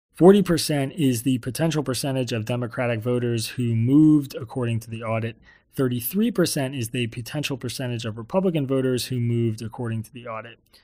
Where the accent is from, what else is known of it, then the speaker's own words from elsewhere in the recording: Bucks County, Pennsylvania, United States; I grew up in Bucks County, Pennsylvania